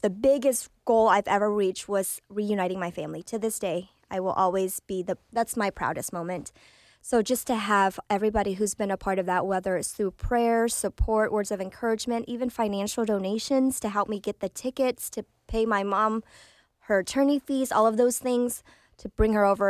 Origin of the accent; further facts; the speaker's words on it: Oklahoma City, Oklahoma, United States; English is a second language; also born or lived in Vietnam; I grew up in Oklahoma City, went to school uh, in Putnam City District